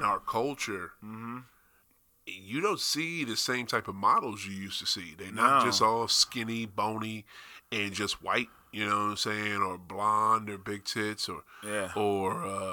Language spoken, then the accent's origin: English; Springfield, Massachusetts, United States; That's where I'm from. I'm from Springfield, Mass